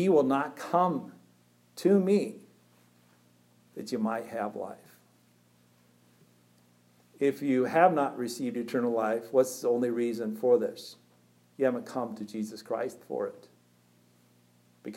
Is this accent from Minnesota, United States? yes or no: yes; Pelican Rapids, Minnesota, United States; I was born first October 25th, 1969 in Pelican Rapids, Minnesota